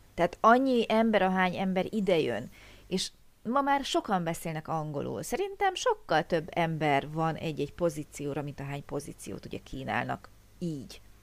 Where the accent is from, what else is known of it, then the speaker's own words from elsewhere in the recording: Hungary; mi kis magyarok